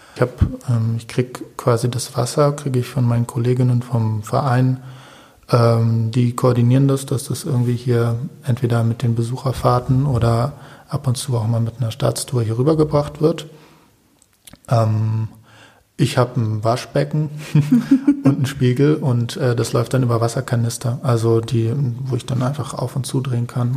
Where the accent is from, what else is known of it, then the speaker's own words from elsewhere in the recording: Berlin, Germany; moved away; also born or lived in Cologne; aufgewachsen bin ich in Berlin, mhm. also so. ge geboren in Köln, aber von Köln erinnere ich mir erinnere ich jetzt nicht mehr so viel. Ähm, und ja, in Berlin Friedenau